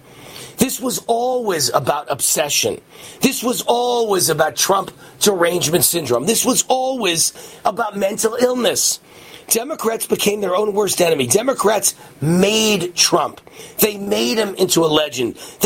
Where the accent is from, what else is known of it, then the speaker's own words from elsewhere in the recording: Nevada, United States; my home state of Nevada